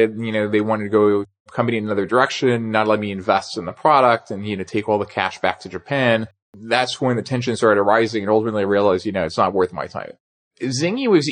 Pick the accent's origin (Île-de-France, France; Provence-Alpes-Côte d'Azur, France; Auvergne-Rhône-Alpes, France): Provence-Alpes-Côte d'Azur, France; Nice; moved away as an adult; also born or lived in Paris / New York; I was born in Paris. I grew up in Nice in the southern part of France and came to the US for college.